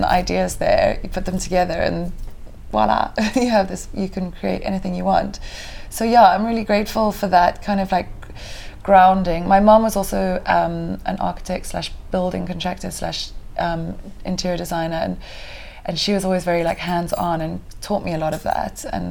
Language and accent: English; Kenya; moved away as an adult; also born or lived in Mombasa, Kenya / Diani, Kenya / London, United Kingdom; now in Cape Town, South Africa; I was born in Mombasa, Kenya, and grew up in Kenya for the whole of my childhood